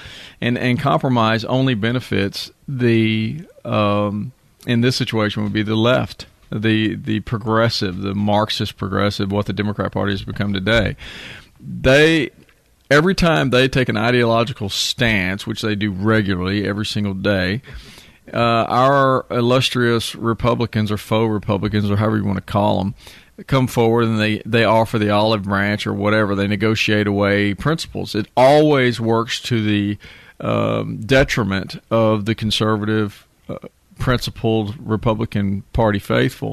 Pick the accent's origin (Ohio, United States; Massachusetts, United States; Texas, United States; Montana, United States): Texas, United States; I'm a Texan. My family's been in Texas for 175 years.